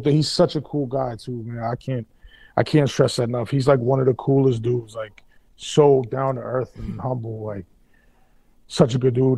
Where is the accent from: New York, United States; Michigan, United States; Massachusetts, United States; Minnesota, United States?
Massachusetts, United States; Boston; I grew up in South End